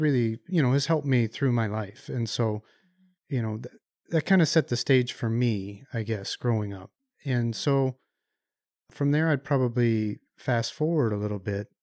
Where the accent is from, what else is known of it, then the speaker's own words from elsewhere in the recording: Chicago, Illinois, United States; moved away; also born or lived in Ann Arbor, Michigan; I grew up in the Chicago area